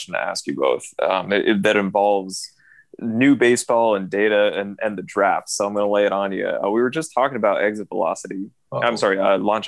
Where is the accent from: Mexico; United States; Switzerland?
United States; Austin, Texas; my hometown of Austin, Texas